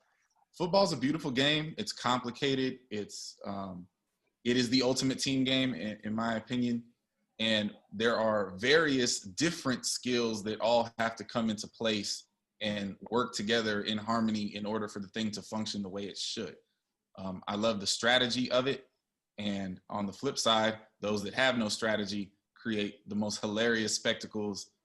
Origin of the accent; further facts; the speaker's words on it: Bay Area, California, United States; I grew up in the Bay Area